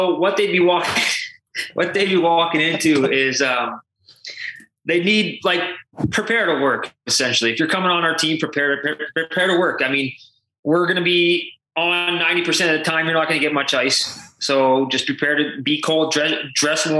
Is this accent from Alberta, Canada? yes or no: yes; Calgary, Alberta, Canada; I'm from Calgary